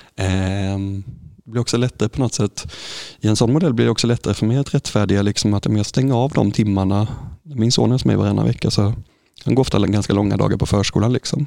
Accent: Sävsjö, Jönköping County, Sweden; så växte jag upp här i Sävsjö

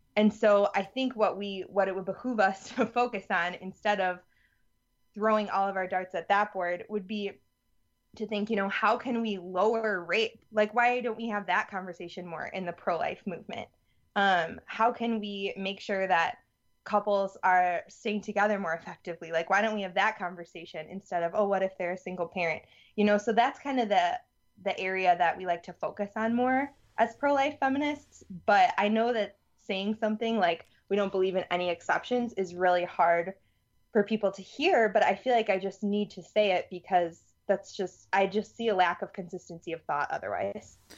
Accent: Madison, Wisconsin, United States; also born or lived in Louisiana; I'm from Madison, Wisconsin.

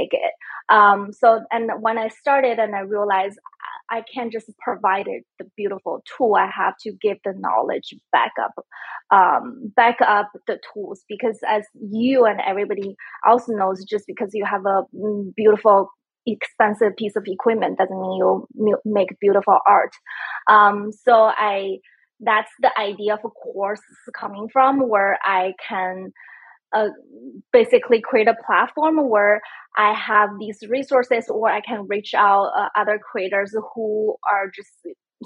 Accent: China; moved away; also born or lived in San Francisco; I'm originally from China. I lived in San Francisco about 10 years

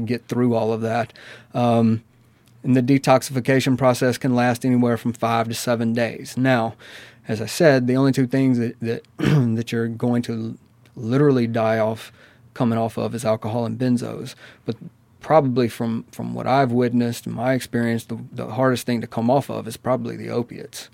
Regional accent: Amory, Mississippi, United States; I'm originally from Amory, Mississippi.

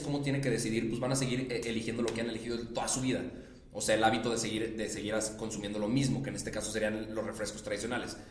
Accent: Monterrey, Nuevo León, Mexico; Yo que soy de Monterrey

